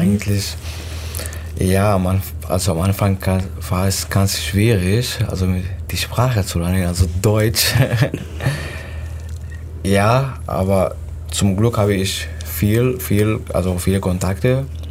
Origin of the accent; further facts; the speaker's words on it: Syria; German is a second language; moved away as an adult; also born or lived in Turkey; now in Germany; ich komme aus Syrien